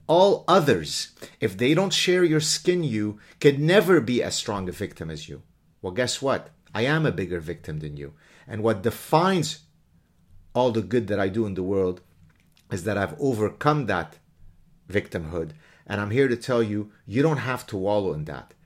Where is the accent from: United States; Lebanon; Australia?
Lebanon; moved away; My story growing up in Lebanon is a really, really ugly story